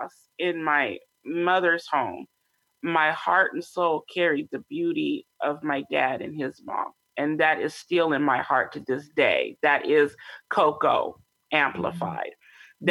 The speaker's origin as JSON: {"language": "English", "town": "Sacramento", "region": "California", "country": "United States", "tie": "born or raised there", "also_born_or_lived": "Longview, Washington", "said": "I grew up predominantly in Sacramento, California"}